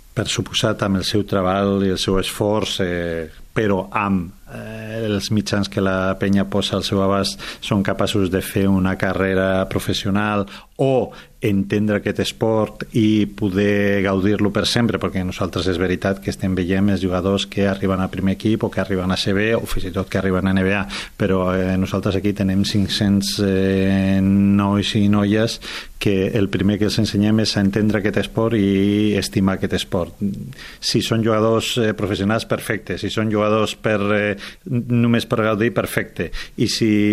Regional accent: Bilbao, Basque Country, Spain; moved away; jo sóc de Bilbao

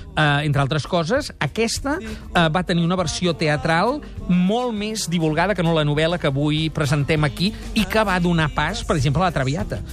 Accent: Barcelona, Catalonia, Spain; tots els cinemes de la meva adolescència, molts d'ells d'ells, el cinema Virrei, el cinema Astor, el cinema Diamante, de la zona de Nou Barris

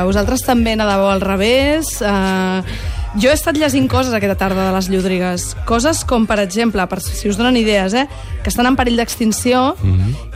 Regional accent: Catalonia, Spain; Va, tio, jo vinc del Delta de l'Ebre, saps? Allà no escoltem bon hip-hop, aquí feu bona merda.

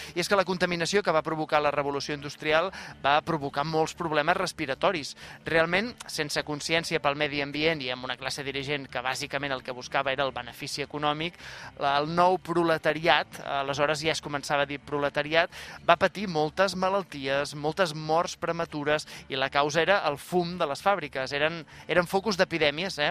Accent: Canet de Mar, Catalonia, Spain; El meu poble, Canet de Mar

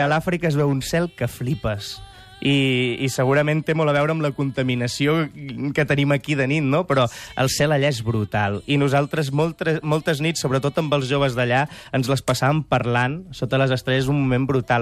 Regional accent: Sant Joan de les Abadesses, Catalonia, Spain; Sant Joan de les Abadès, al meu poble

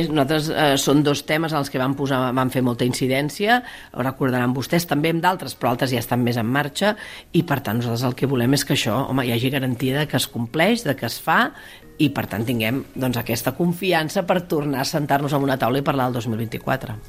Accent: Maresme, Catalonia, Spain; sóc del Maresme

